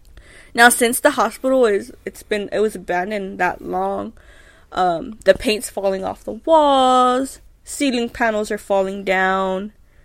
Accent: Houston, Texas, United States; we're from Texas.

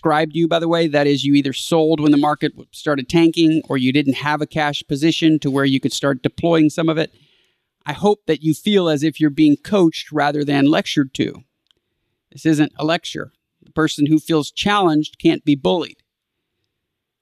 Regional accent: Houston, Texas, United States; my hometown of Houston

